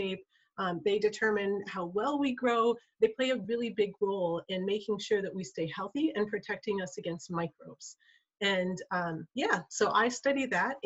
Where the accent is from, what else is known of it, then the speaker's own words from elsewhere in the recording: Kotzebue, Alaska, United States; I'm from Kotzebue, Alaska